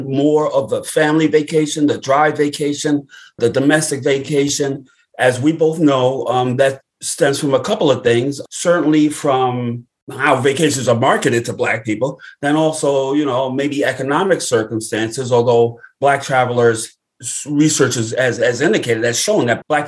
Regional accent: Brooklyn, New York, United States; Born and raised in Brooklyn, New York, where I live today.

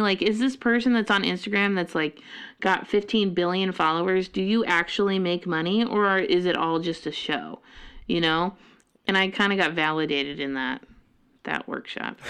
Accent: Colorado, United States; now in Monroe, Washington, United States; I'm from Colorado

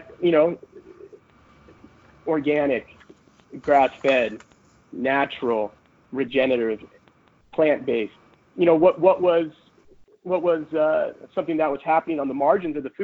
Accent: San Diego, California, United States; moved away; also born or lived in Berkeley, California; I'm from San Diego, California. I was educated in the Bay Area at Berkeley

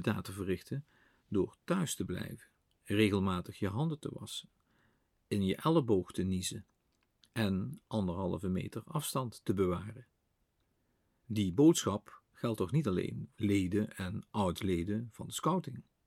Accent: Limburg, Netherlands; bij ons in Limburg het draaksteken in Bezel

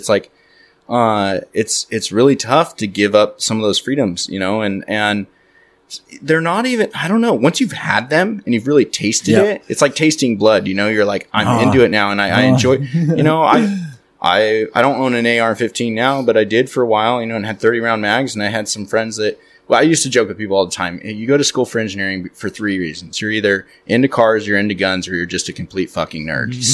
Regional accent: Redding, California, United States; I'm from Reading

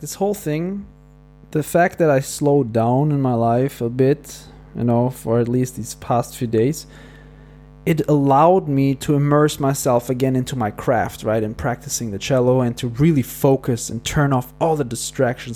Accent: Porto, Norte, Portugal; moved away as an adult; I'm sitting right now here in Porto in my hometown

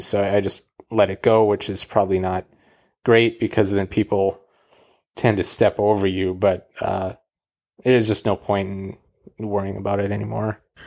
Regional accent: Calgary, Alberta, Canada; moved away; also born or lived in Edmonton, Alberta; I was born in Edmonton, Alberta, uh, but we lived in Calgary.

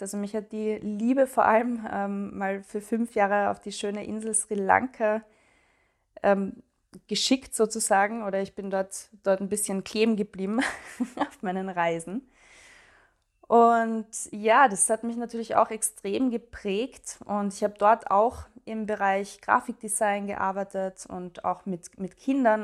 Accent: Graz, Styria, Austria; moved away as an adult; Ich wohne in Graz, in meiner Heimatstadt mittlerweile wieder

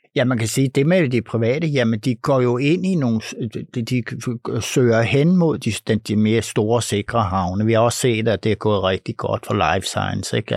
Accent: Denmark; vi danskere

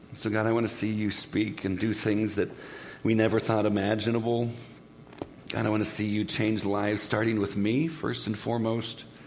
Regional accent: Southern California, United States; I'm from Southern California

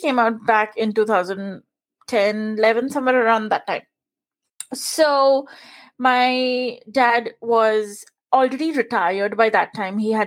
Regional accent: India; English is a second language; moved away as an adult; now in United States; I was born and brought up in India. So I spent the first 24 years of my life there.

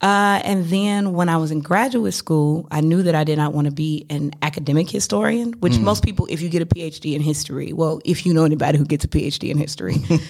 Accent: Nashville, Tennessee, United States; moved away as an adult; also born or lived in Washington, D.C.; now in St. Louis, United States; I'm country. I'm from East Nashville.

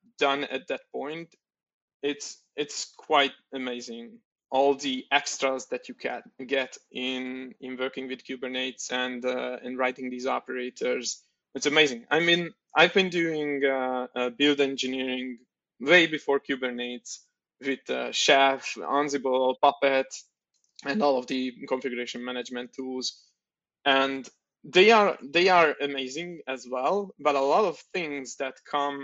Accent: Oroszlány, Komárom-Esztergom, Hungary; now in Budapest, Hungary; I'm coming from Hungary and from Budapest. I was originally born in Oroszlány, which is 100 kilometers from Budapest, but moved into Budapest

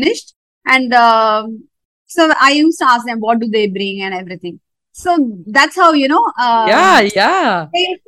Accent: South India, India; moved away as an adult; now in North India; I was brought up in South India and I moved north because my husband's job demanded

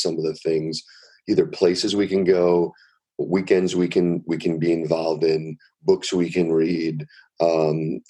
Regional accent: New York City, New York, United States; I grew up in New York City

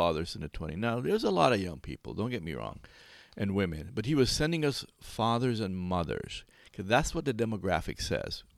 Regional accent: Belize; I'm from Belize, so Guatemala is my neighbor.

